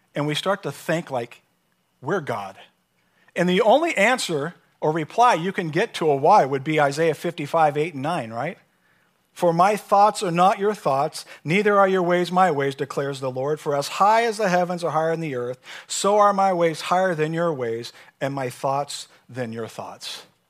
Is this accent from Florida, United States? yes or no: no; San Diego, California, United States; moved away; also born or lived in Kentucky; I'm from San Diego